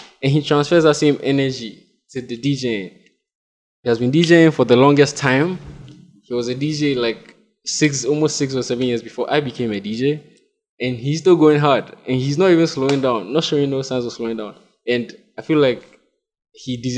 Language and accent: English; Ga, Greater Accra, Ghana; I'm also a Gan